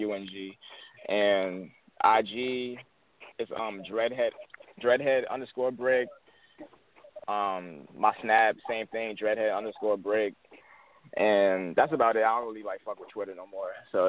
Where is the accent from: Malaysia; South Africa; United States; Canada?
United States; Henrico, Virginia; I grew up out in Henrico. I went to Hermitage